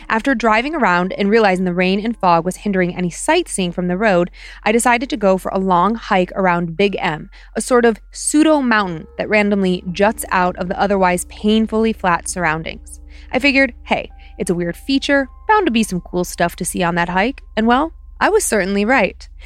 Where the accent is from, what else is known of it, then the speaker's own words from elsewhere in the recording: Ohio, United States; But you know, I'm from Ohio. Just ask me, I'll tell you.